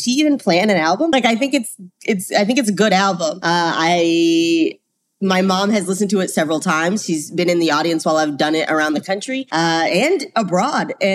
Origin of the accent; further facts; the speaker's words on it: Charlotte, North Carolina, United States; moved away; I'm from Charlotte and you don't have basements in like clay ground. So nobody had basements growing up.